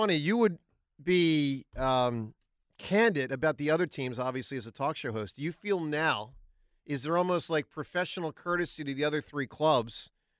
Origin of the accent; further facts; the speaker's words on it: Philadelphia, Pennsylvania, United States; as a Philadelphian.